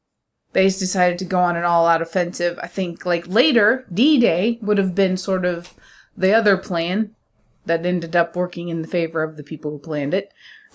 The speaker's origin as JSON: {"language": "English", "country": "United States", "said": "I don't represent all Americans, but I can probably say most schools we don't learn about Gallipoli."}